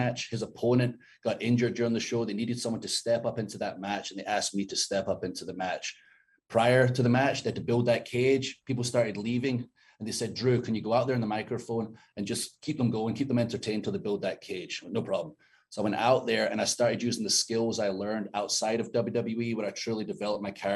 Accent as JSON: {"language": "English", "region": "Scotland", "country": "United Kingdom", "moved": "yes", "said": "I'm 6'5\", 270, I'm hairy, I'm from Scotland"}